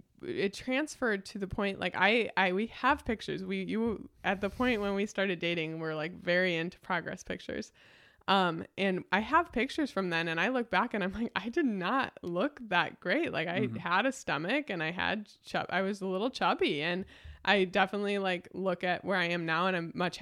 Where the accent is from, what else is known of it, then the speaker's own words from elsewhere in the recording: Batavia, United States; the community that I grew up here in Batavia with.